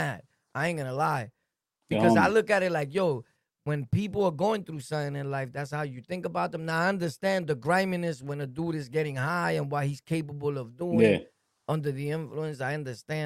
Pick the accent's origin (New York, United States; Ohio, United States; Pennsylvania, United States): New York, United States; New York City; also born or lived in Jamaica, Queens; I'm from Brooklyn, born and raised, but I went to Southside and started wilding